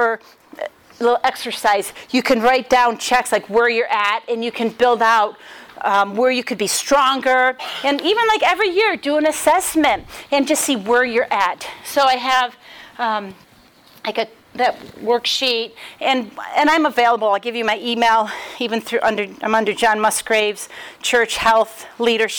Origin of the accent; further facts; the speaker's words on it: Rochester, New York, United States; now in Dayton, United States; I'm from Rochester, New York, but I live in Dayton, Ohio